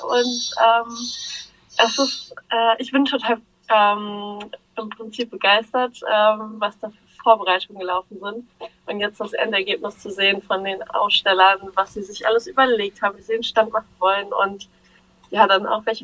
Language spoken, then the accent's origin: German; Bavaria, Germany; Wir kommen aus Bayern. Aus Bayern? Ähm, aus der Nähe von Nürnberg.